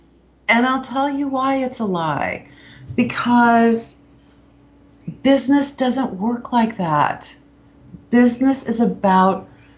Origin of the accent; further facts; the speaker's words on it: Kansas, United States; So for instance, I'm from Kansas.